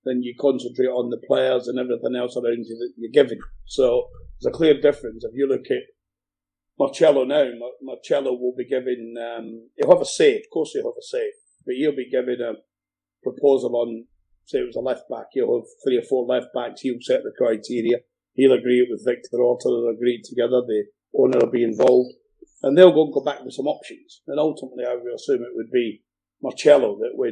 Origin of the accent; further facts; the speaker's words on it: Scotland, United Kingdom; moved away; I'm Scottish born and bred